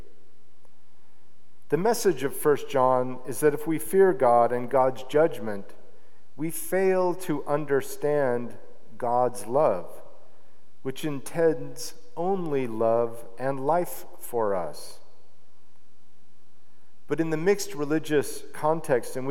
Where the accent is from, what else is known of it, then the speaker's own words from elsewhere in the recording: Salt Lake City, Utah, United States; I grew up an Episcopalian in Salt Lake City, Utah